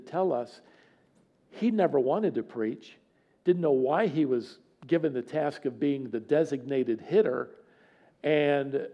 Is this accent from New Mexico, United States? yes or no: no; Virginia, United States; moved away as an adult; also born or lived in Tennessee / Dallas, Texas; now in North Carolina, United States; I'm from Virginia